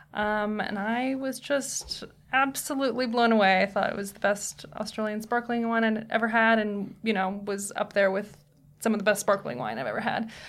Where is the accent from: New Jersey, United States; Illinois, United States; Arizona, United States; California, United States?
California, United States; Tiburon; moved away as an adult; also born or lived in Napa, California / Sonoma, California / Los Angeles, California; Then we moved to Marin County, a little town called Tiburon.